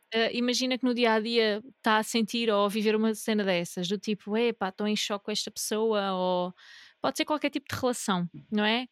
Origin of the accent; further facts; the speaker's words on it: Algarve, Portugal; also born or lived in North of Portugal; now in Northern Portugal, Portugal; Eu sou do Algarve a viver no Norte